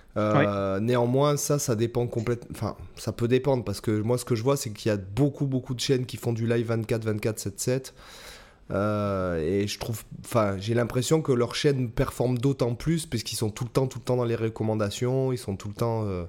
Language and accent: French; Toulon, Provence-Alpes-Côte d'Azur, France; moved away; je suis retourné à Toulon, ma ville natale